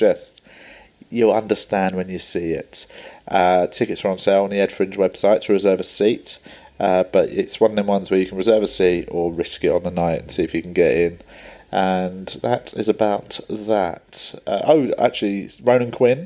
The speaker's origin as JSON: {"language": "English", "region": "London", "country": "United Kingdom", "tie": "born or raised there", "said": "I grew up in Tooting in South London"}